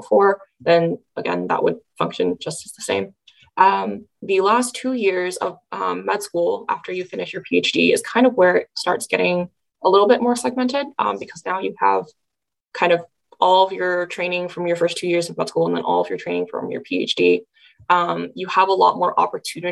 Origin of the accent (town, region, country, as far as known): California, United States; moved away as an adult; now in Nebraska, United States